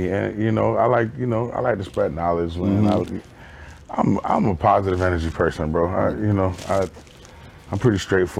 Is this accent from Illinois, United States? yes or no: no; Tampa, Florida, United States; born or raised there